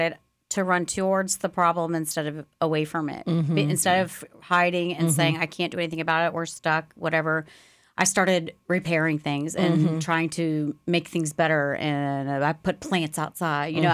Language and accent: English; Lakeland, Florida, United States; also born or lived in Key West, Florida / New Jersey; we moved here in 1980 from New Jersey, but and I went to Lakeland Christian and graduated from there